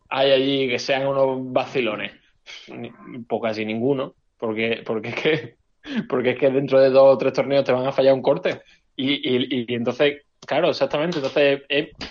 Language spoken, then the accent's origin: Spanish; Málaga, Andalusia, Spain; siendo español y siendo malagueño